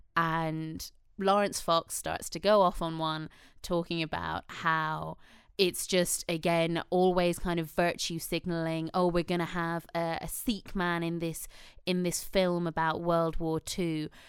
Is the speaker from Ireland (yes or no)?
yes; Ireland; now in United Kingdom; I do feel a lot of pride in being Irish